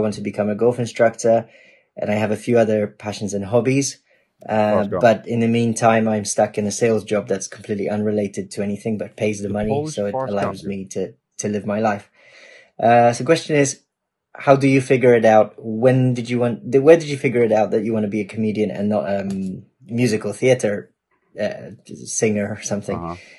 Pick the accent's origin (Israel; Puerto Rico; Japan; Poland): Poland; now in London, United Kingdom; I was born in Poland. I live in London, UK. Turned 33 the other day